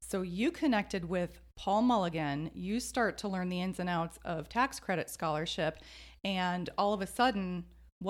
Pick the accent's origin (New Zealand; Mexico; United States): United States; Illinois; also born or lived in Indiana; now in Arizona, United States; I'm from Illinois.